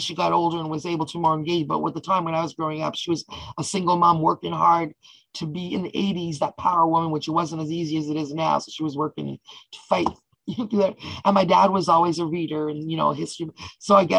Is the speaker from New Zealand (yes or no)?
no; Toronto, Ontario, Canada; also born or lived in Ottawa; when I was 10, I moved to Toronto